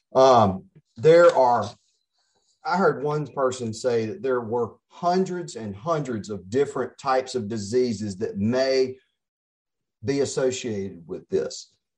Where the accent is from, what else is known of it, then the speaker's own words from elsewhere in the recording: Pascagoula, Mississippi, United States; also born or lived in Jackson, Mississippi; now in Oxford, United States; I'm born and raised in Mississippi, and I started out in Pascagoula